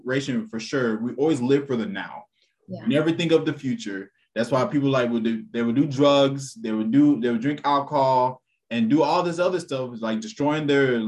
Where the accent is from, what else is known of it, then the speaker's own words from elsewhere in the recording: Texas, United States; I'm from Texas